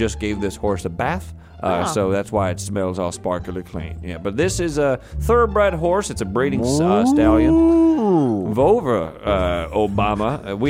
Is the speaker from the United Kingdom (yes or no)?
yes; United Kingdom; Listen, we're both from Britain.